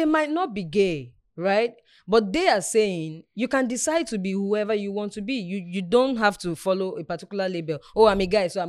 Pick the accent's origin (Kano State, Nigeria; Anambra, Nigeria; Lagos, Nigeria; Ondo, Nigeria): Ondo, Nigeria; No, I'm from Ondo State.